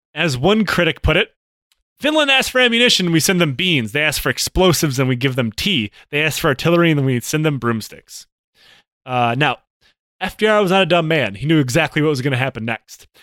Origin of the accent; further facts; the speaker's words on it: Detroit, Michigan, United States; in my hometown in the Detroit Auto Workers, uh, area